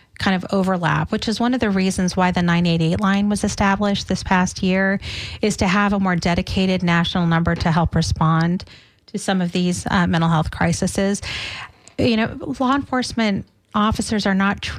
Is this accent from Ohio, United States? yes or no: no; Boston, Massachusetts, United States; now in Tampa Bay, United States; I'm from Boston myself